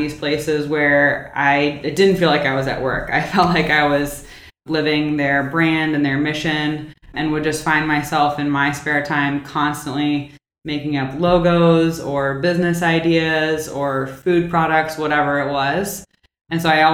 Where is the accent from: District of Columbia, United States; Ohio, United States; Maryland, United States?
District of Columbia, United States; Washington; I'm from the Washington, D.C. area, so local-ish, born and raised here